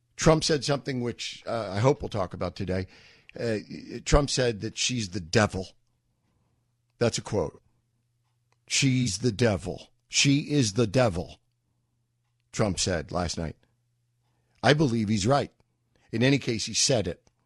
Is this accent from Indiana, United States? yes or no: no; New York, United States; moved away; I'm a New Yorker. I lived in New York